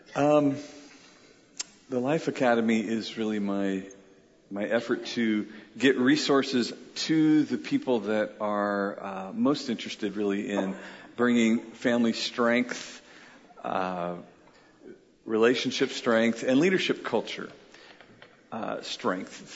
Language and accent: English; United Kingdom; I'm British